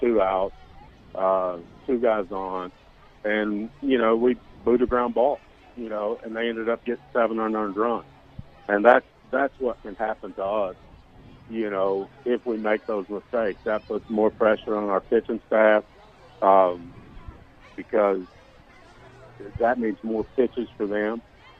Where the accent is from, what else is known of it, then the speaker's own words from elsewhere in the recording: Jacksonville, Arkansas, United States; In Jacksonville.